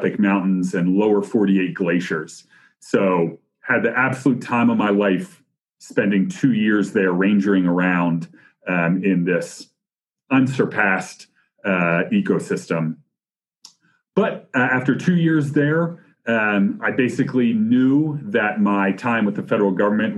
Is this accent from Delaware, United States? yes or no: yes; Wilmington, Delaware, United States; moved away as an adult; also born or lived in Virginia; I'm originally from Wilmington, Delaware, which is a very great place